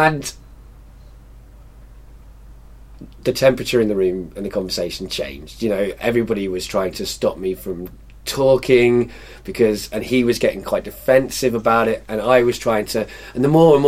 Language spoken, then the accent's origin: English; Wales, United Kingdom; also born or lived in England; Having lived in Wales for a lot of my life and being English